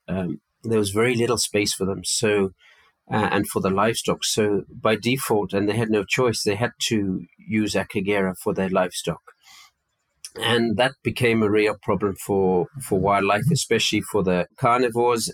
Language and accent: English; Malawi; moved away as an adult; also born or lived in United Kingdom; now in Rwanda; I was brought up in Malawi um, and attended boarding school in the UK from a very young age, but was brought up primarily on a farm in Malawi